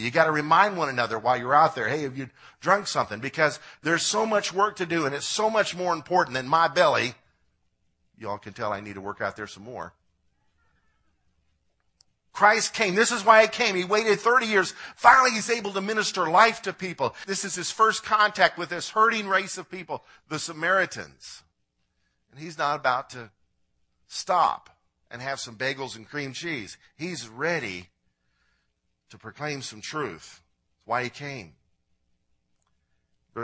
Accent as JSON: {"language": "English", "region": "Illinois", "country": "United States", "said": "I'm from Illinois"}